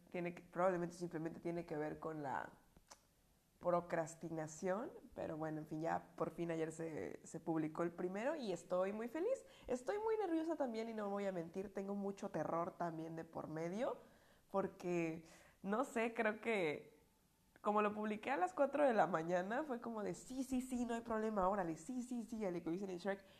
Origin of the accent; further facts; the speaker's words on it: Puebla, Mexico; accent: Puebla; No, sí, mi acento que me llevé de las Pueblas. Gracias, Puebla. Creo que fue el mejor recuerdo que me traje.